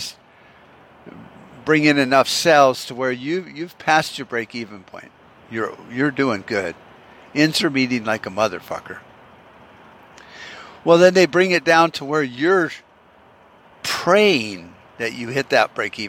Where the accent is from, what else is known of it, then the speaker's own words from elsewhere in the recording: United States; also born or lived in Arizona; as an American